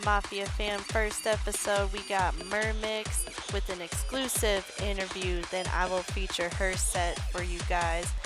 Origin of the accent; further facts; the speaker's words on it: Colorado, United States; I hail from Colorado.